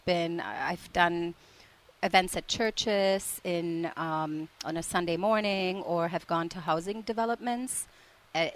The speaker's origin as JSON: {"language": "English", "region": "Prague", "country": "Czechia", "moved": "yes", "said": "I'm from the Czech Republic originally"}